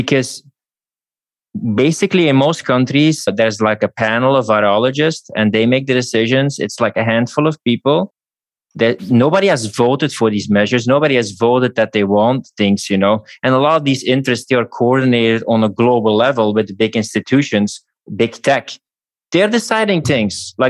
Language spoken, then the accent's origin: English; Belgium; I come from Belgium